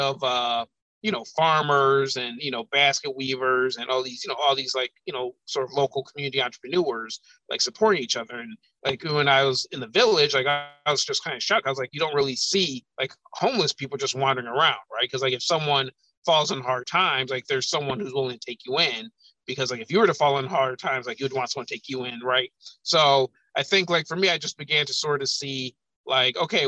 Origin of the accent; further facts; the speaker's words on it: Madison, Wisconsin, United States; now in Chicago, United States; growing up in Madison, I was kind of insulated